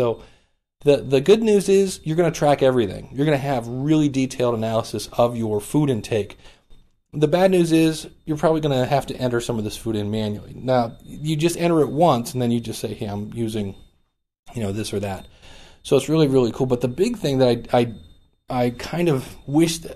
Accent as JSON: {"language": "English", "town": "Cleveland", "region": "Ohio", "country": "United States", "said": "I'm actually from Cleveland, Ohio"}